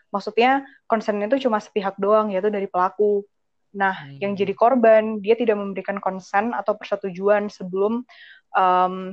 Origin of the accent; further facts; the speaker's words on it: Sidoarjo, East Java, Indonesia; Um, gue dari Sidoarjo awal asalnya. Gue dari Sidoarjo asalnya.